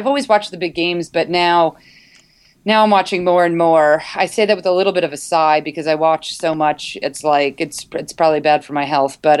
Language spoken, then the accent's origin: English; Northeast, United States; now in California, United States; I grew up in the Northeast